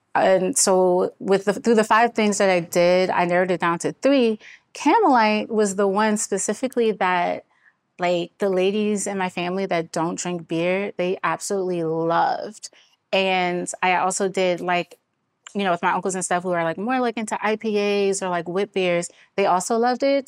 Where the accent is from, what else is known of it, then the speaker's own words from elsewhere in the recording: Washington, District of Columbia, United States; born and raised in Washington, D C